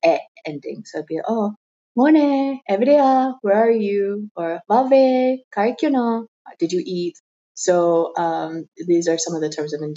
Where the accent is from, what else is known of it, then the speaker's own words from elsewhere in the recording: United States; first language English; I'm from America. My mother tongue is English